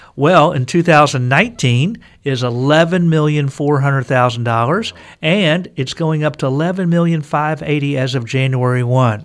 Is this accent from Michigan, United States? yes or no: no; Texas, United States; I'm a Texan, native Texan